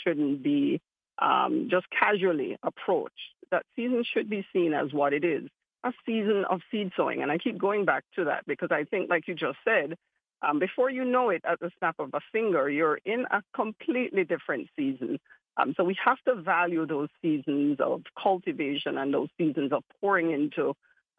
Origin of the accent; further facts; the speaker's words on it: Kingston, Jamaica; accent: Jamaican; also born or lived in Florida; now in Miami, United States; I grew up in Kingston, and Kingston is one of those very complicated cities